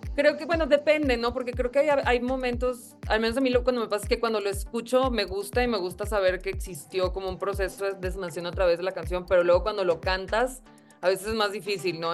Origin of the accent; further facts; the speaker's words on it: Monterrey, Nuevo León, Mexico; Monterrey, que es de donde soy